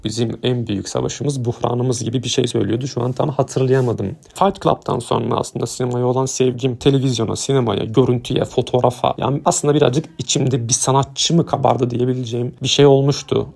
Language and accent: Turkish; Diyarbakır, Diyarbakır Province, Turkey; also born or lived in Mardin; Mardin'de doğdum, Diyarbakır'da büyüdüm.